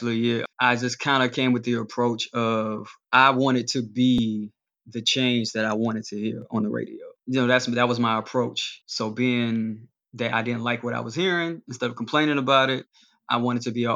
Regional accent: the South, Alabama, United States; I'm from the South and I'm a quote lyrical rapper

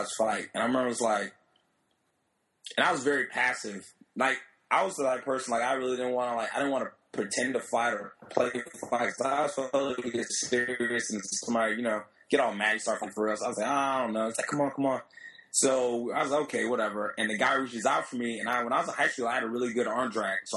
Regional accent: Miami, Florida, United States; I was born in Miami. And both my parents are, Haitian immigrants

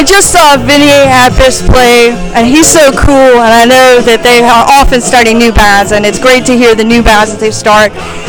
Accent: Midwest, United States; now in California, United States; I'm actually from the Midwest and came out here.

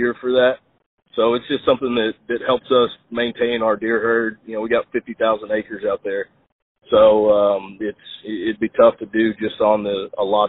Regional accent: Spring, Texas, United States; I grew up in Spring, Texas, just out of Houston.

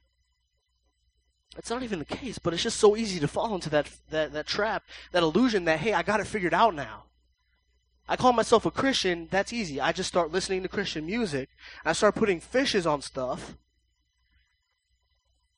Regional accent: United States; we're the United States

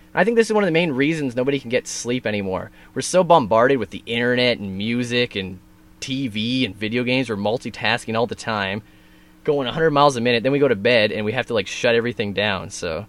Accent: Smithers, British Columbia, Canada; I grew up in Smithers.

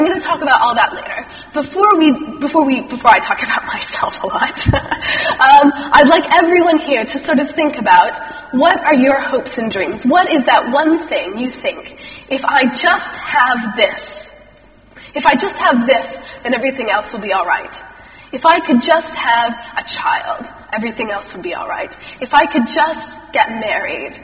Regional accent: Texas, United States; moved away as an adult; also born or lived in Chicago; now in United Kingdom; I am American, if you hadn't guessed that. I grew up in a little tiny town in Texas

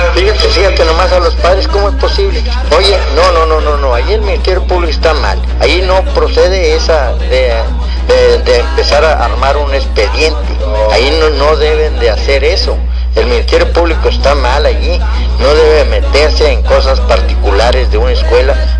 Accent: Río Bravo, Tamaulipas, Mexico; aquí somos de Río Bravo

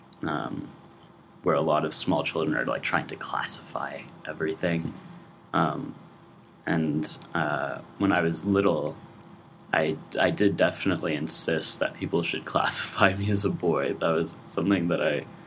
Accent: Lafayette, California, United States; moved away as an adult; now in Chicago, United States; I'm from Lafayette, California

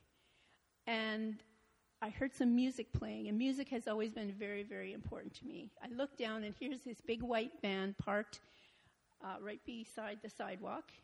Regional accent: Montreal, Quebec, Canada; I was born in Montreal, Quebec

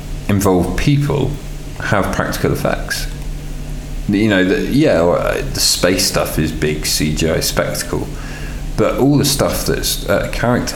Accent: England, United Kingdom; I'm English

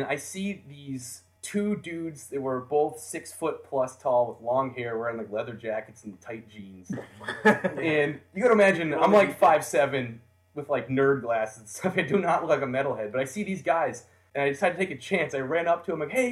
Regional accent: United States; I'm a fan from America

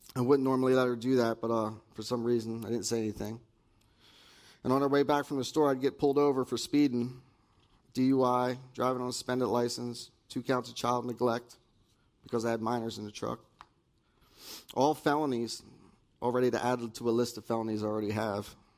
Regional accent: Dallaire, New Jersey, United States; also born or lived in Pennsylvania; I was raised in Dallaire, New Jersey

